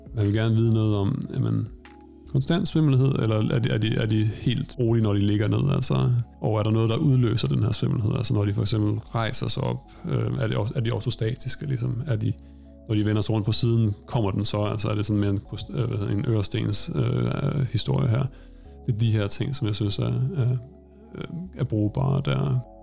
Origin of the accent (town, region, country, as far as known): Denmark; moved away as an adult; now in Stockholm, Sweden